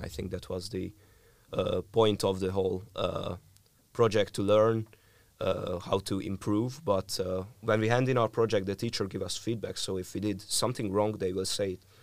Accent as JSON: {"language": "English", "country": "Hungary", "said": "I'm from Hungary"}